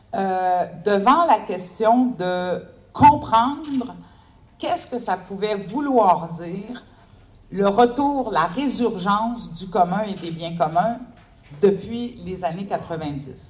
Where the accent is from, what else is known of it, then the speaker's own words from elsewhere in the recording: Canada; je suis canadienne.